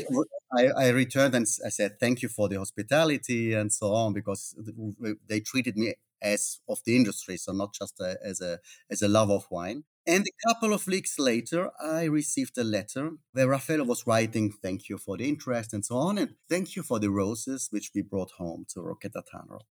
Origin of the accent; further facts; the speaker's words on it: Austria; moved away as an adult; now in Italy; I'm not Italian. I'm from Austria.